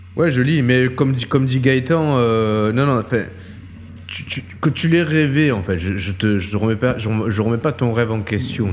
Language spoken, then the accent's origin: French; Marseille, Provence-Alpes-Côte d'Azur, France; moved away as an adult; now in Metz, France; maintenant je suis plus à Marseille, mais je suis Marseillais